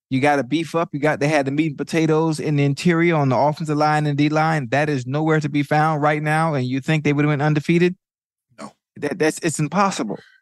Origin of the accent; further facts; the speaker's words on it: Miami, Florida, United States; I'm from Liberty City